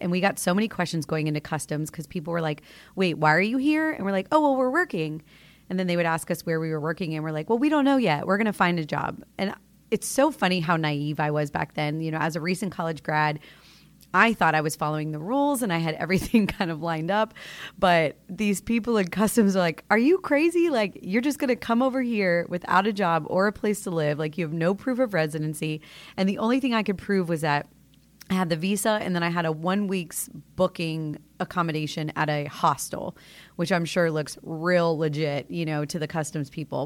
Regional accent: Florida, United States; moved away as an adult; I grew up in Florida, born and raised in the two three nine

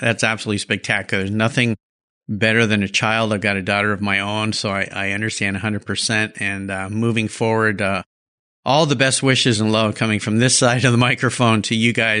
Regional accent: California, United States; now in Washington, United States; I grew up in California

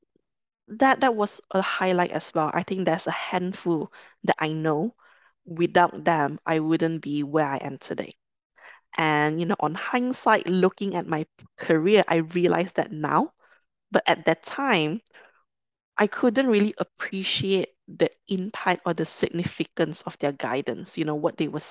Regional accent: Kuala Lumpur, Malaysia; moved away as an adult; also born or lived in London; I'm originally from Malaysia, from Kuala Lumpur

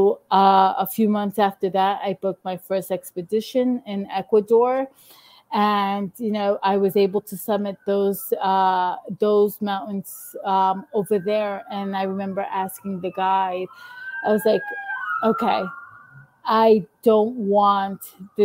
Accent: New York City, New York, United States; being here from Queens

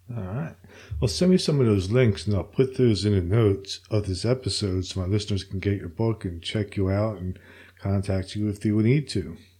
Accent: Princeton, New Jersey, United States; moved away; I'm from uh, central Jersey originally

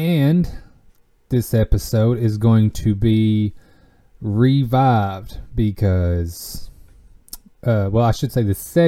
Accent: Tompkinsville, Kentucky, United States; I am attending the watermelon festival here in my hometown

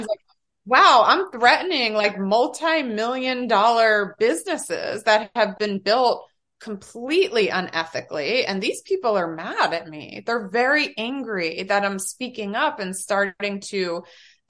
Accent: New Jersey, United States; I'm from Jersey.

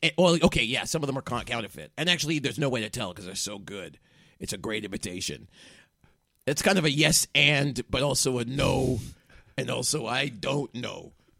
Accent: United Kingdom; Sorry, I realize I am British, so I call it the toilet.

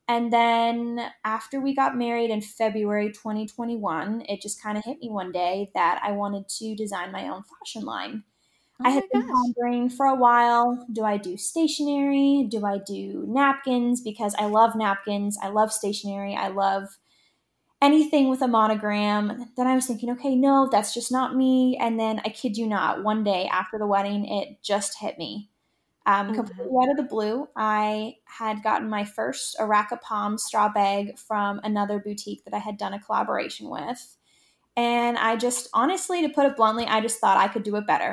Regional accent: Bayfield, Ontario, Canada; moved away; also born or lived in Toronto, Canada; I was born and raised in Bayfield, Ontario, which is a small coastal village right on the water

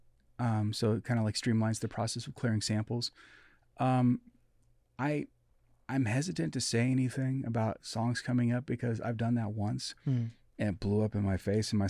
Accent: Midwest, United States; I feel uncomfortable saying that because I'm from the Midwest.

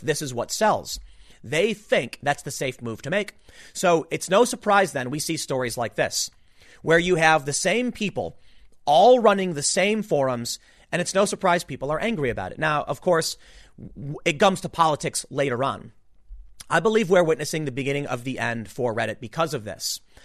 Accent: Chicago, Illinois, United States; also born or lived in New York; now in New Jersey, United States; I'm not from here. I'm from Chicago, okay? Lived in New York. Decided to move down here, like the Philly area

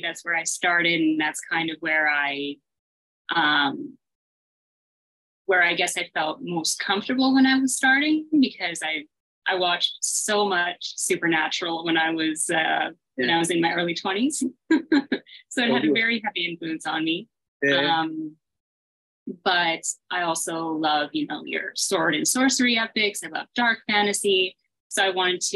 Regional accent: Canada; I live in Canada

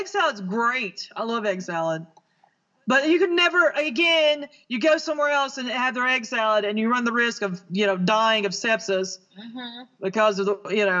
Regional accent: the South, United States; As a Southerner

